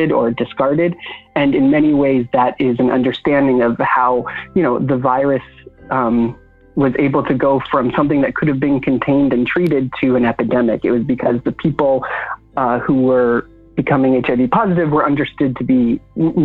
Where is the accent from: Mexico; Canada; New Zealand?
Canada; now in Brooklyn, United States; I am a Canadian-born, currently Brooklyn-based writer and organizer